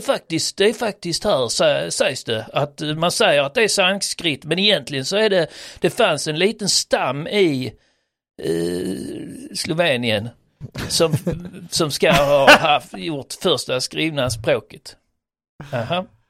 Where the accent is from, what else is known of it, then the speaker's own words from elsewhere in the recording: Sweden; som svensk